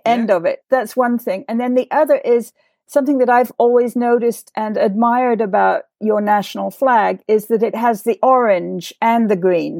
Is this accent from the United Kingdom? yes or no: yes; England, United Kingdom; now in United States; I am English